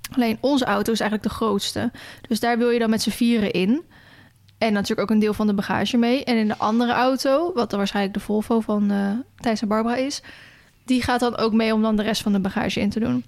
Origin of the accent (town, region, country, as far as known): Netherlands